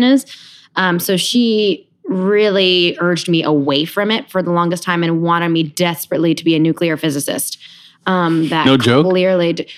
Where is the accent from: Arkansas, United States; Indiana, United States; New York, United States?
New York, United States; Rockland County; also born or lived in Queens / Michigan / London; then we moved to Rockland County, New York, which is the poor man's Westchester. It's across the Hudson River. 45 minutes north. And I kind of did the majority of my growing up there